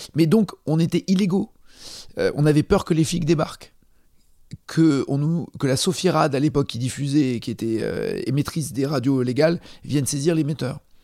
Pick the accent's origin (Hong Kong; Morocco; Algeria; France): France; je viens de France